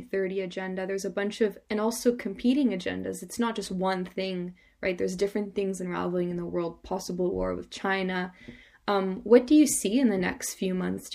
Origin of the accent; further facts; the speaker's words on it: Canada; moved away; I'm Canadian